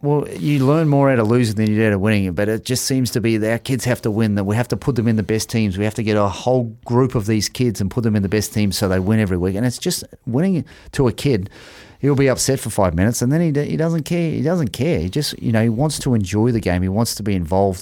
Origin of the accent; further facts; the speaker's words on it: Australia; now in Auckland, New Zealand; I was fifty-five kilos playing first fifteen in Australia